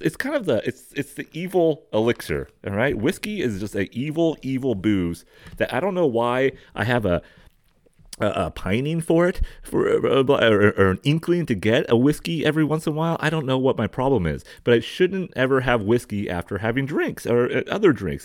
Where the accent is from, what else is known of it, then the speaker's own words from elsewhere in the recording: San Diego County, California, United States; the valley of where I grew up in San Diego County